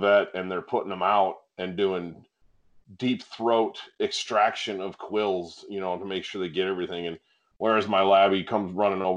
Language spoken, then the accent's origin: English; northern Michigan, United States; moved away; growing up in the North Woods up in northern Michigan